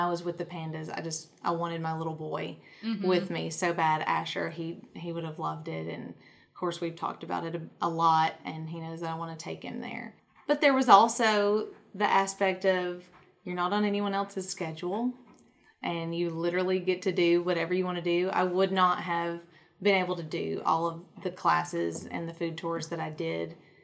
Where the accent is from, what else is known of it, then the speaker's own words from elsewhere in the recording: the South, United States; in the South, we do not have subways